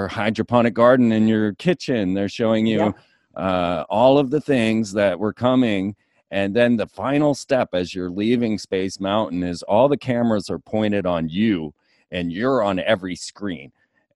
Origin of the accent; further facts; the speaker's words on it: Orlando, Florida, United States; I grew up in Orlando